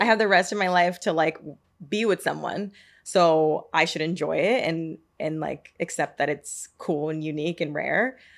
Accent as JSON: {"language": "English", "town": "Marietta", "region": "Georgia", "country": "United States", "said": "I'm from Marietta"}